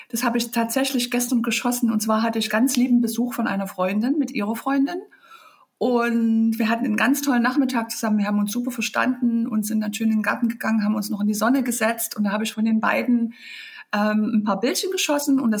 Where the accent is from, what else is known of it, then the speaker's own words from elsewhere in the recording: Leipzig, Saxony, Germany; Ja, ich komme aus Leipzig. Ich bin ein richtiges DDR-Kind.